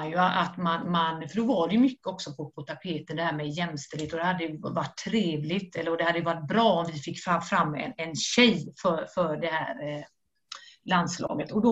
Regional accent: Skellefteå, Västerbotten County, Sweden; now in Stockholm, Sweden; jag har precis flyttat till Stockholm, det är inte så att du behöver en, en målvaktstränare, jag kommer från, från Skellefteå.

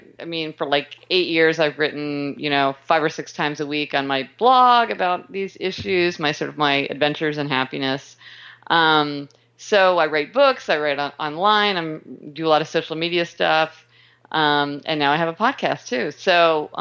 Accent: Kansas City, Missouri, United States; I was born in Kansas City, Missouri, and I started out my career in law

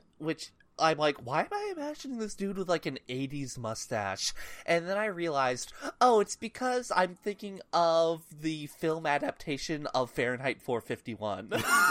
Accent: United States; I say this as an American.

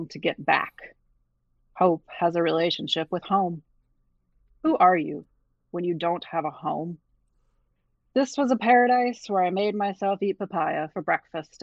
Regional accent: Ohio, United States; moved away as an adult; also born or lived in San Juan, Puerto Rico; I grew up in Ohio

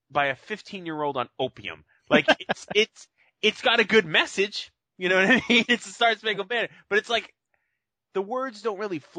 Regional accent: Massachusetts, United States; I'm from Massachusetts.

